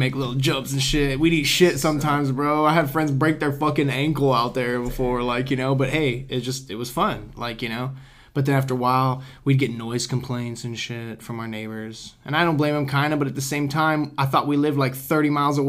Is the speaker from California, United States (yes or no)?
yes; Sanger, California, United States; I'm from a place called Wonder Valley.